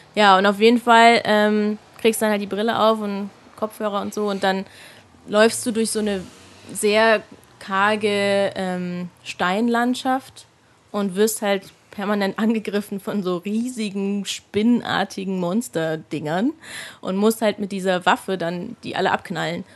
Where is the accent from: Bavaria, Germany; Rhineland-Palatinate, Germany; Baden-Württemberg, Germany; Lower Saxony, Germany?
Rhineland-Palatinate, Germany; Mainz; now in Munich, Germany; Aber ich bin eigentlich ja aus Mainz.